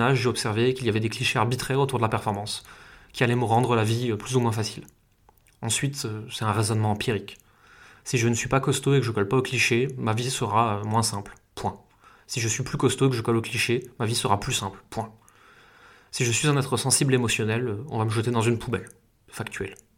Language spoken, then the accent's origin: French; France; Là où j'ai grandi, et pourtant c'est euh, juste une petite ville française